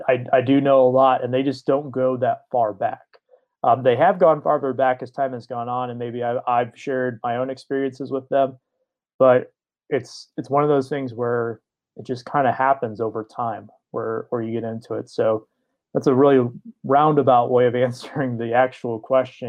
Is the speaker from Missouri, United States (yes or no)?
no; Detroit, Michigan, United States; I grew up in the Detroit area